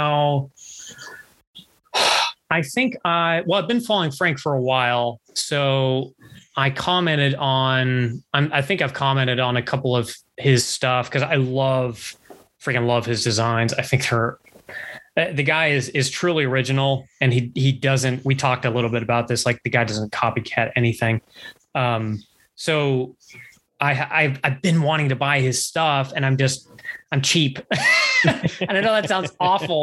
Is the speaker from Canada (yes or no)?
yes; Canada; I'm Canadian.